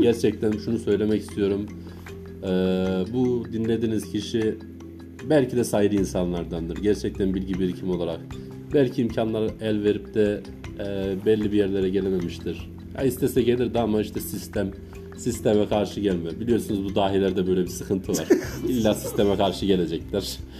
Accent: Ankara, Turkey

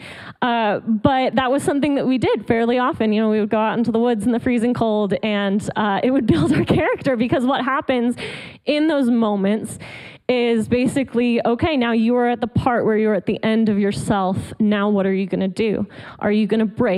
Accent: Colorado, United States; moved away as an adult; also born or lived in Atlanta, Georgia; now in Georgia, United States; I actually lived in Colorado, where I grew up. So I'm not a Georgia native, not a Southern girl native, but I like to think of myself as a convert. I love the South, but I was raised in Colorado

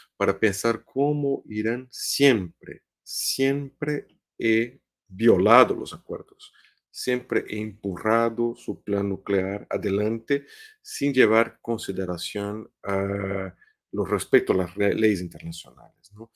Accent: Brazil; Spanish is a second language; Brasil, por ejemplo, que es mi país de origen

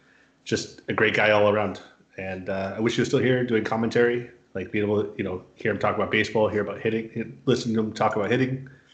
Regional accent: San Diego, California, United States; No, I grew up in San Diego. You know, I was born in San Diego in 1990.

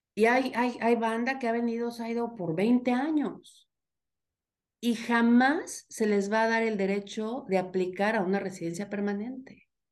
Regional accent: Mexico; moved away as an adult; now in Canada; soy mexicana, mujer, migrante

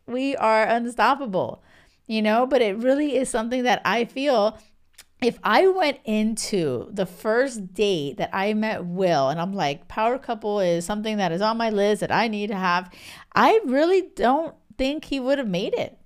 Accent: Miami, Florida, United States; moved away; also born or lived in a small island off the west coast of Africa; I'm from Miami

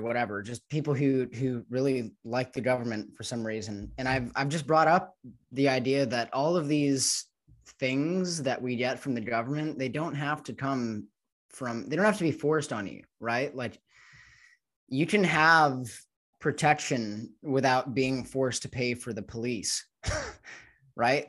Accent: United States; growing up in the United States

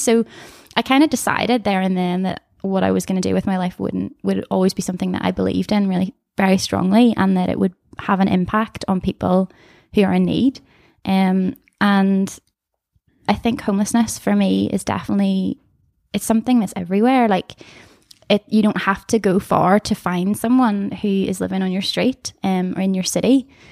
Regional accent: Comber, Northern Ireland, United Kingdom; I'm from Canberra, the place that makes potatoes

